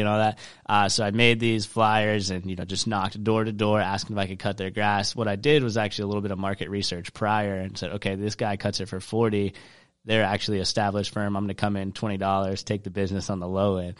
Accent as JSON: {"language": "English", "town": "Charleston", "region": "South Carolina", "country": "United States", "tie": "born or raised there", "said": "I grew up in Charleston, South Carolina"}